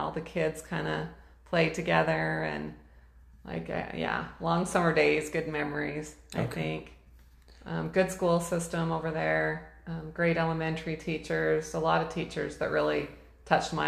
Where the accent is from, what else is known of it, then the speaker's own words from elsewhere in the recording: Ogden, Utah, United States; moved away as an adult; also born or lived in Boise, Idaho / Kuna, Idaho; now in Caldwell, United States; I grew up in Ogden, Utah.